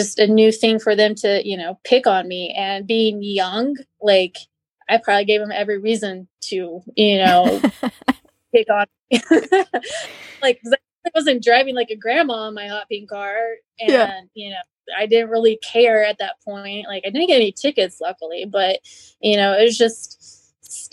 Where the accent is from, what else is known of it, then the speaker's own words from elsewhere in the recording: Twin Falls, Idaho, United States; I'm from Twin Falls, Idaho. So it's southern Idaho.